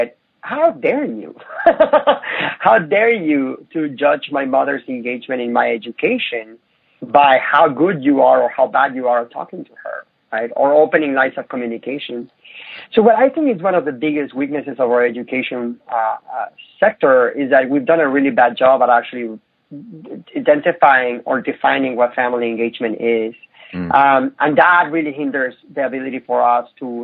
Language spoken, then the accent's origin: English; Mexico; moved away as an adult; now in United States; I lived in Mexico. I grew up in Mexico. I came to the United States when I was 19